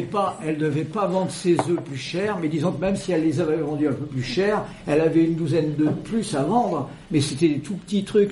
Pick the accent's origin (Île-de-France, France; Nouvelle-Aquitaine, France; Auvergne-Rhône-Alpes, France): Nouvelle-Aquitaine, France; Creuse, Massif Central; la Creuse, dont je suis originaire